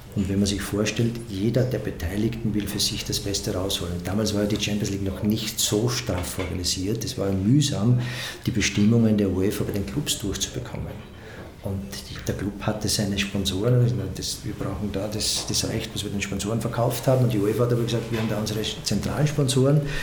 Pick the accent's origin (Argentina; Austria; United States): Austria; Stotzing, Burgenland; in einem kleinen Ort im Burgenland in Stotzing, wo ich immer gesagt habe, ich weiß, wo ich herkomme